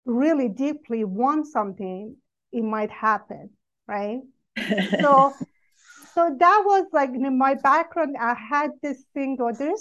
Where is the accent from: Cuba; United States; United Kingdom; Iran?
Iran; I grew up in Iran, and majority are Muslim